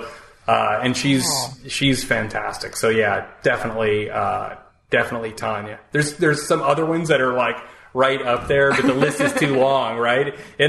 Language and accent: English; Peoria, Illinois, United States; now in New York, United States; I came from Peoria